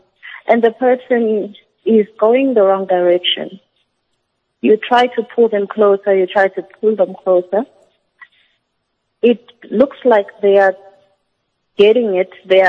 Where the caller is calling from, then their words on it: Johannesburg, Gauteng, South Africa; I'm calling from Johannesburg.